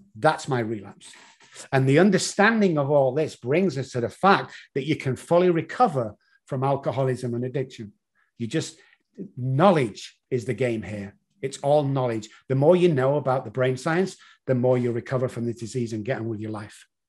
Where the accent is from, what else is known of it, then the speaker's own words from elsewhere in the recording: Manchester, North West England, United Kingdom; moved away as an adult; now in San Antonio, United States; Originally, as you can tell from the accent, from Manchester in the United Kingdom